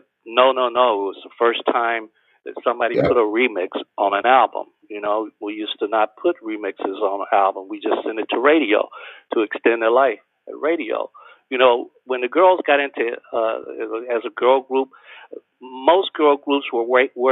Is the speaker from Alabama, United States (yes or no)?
yes; Alabama, United States; me growing up in Alabama in the 50s